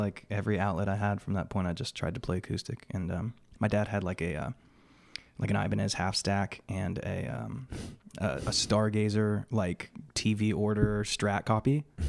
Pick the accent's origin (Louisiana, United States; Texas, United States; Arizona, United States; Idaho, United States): Arizona, United States; Yuma; also born or lived in Bellingham, Washington / Phoenix, Arizona; I was raised in Yuma, Arizona from the time I was three.